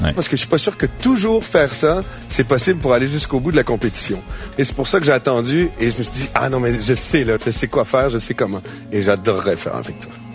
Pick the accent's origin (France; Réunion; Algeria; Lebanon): Lebanon; Beirut, Beirut Governorate; je suis né à Beyrouth.